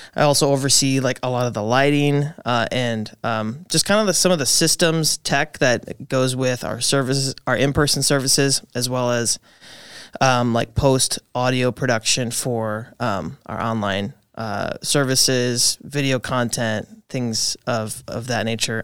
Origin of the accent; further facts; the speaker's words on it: Appleton, Wisconsin, United States; born and raised in the Appleton kind of area.